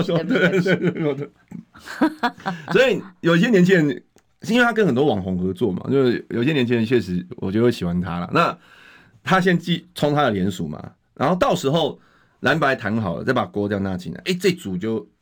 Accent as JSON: {"language": "Chinese", "country": "Taiwan", "tie": "born or raised there", "said": "像我们大家全部都是台湾出生、台湾长大嘛"}